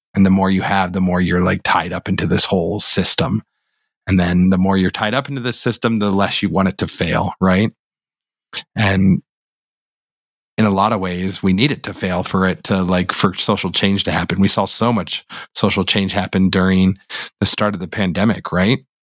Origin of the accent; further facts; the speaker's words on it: Boulder, Colorado, United States; we grew up in Boulder, Colorado